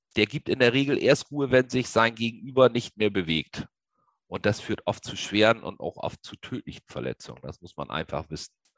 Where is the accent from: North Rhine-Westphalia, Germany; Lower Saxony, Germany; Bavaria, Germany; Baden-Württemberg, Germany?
Lower Saxony, Germany; Ich komme aus dem Raum Niedersachsen